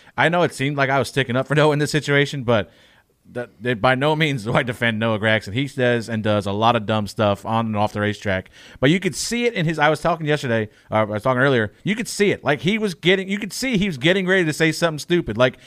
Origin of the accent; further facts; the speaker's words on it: Long Island, New York, United States; I'm from the Long Island gang. I grew up with Tommy Baldwin